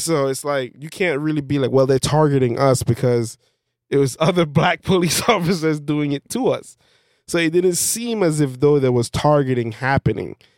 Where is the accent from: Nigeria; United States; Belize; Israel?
Belize; I'm from Belize.